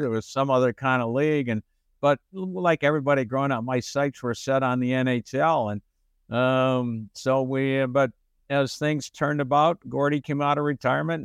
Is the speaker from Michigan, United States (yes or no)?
yes; Detroit, Michigan, United States; moved away; I grew up in Detroit, Michigan.